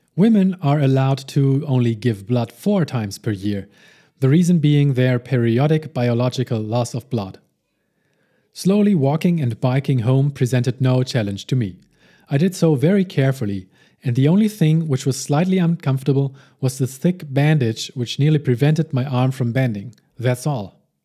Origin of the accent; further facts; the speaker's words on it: Hamburg, Germany; my hometown of Hamburg, Germany